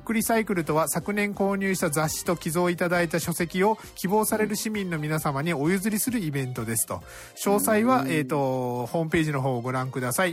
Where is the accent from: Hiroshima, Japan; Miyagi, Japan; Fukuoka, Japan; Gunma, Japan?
Fukuoka, Japan; Kitakyushu; 僕はあの、小倉出身なので